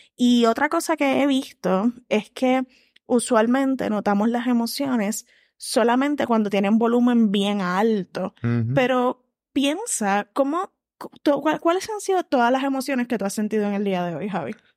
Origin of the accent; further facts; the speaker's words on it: Puerto Rico; como personas puertorriqueñas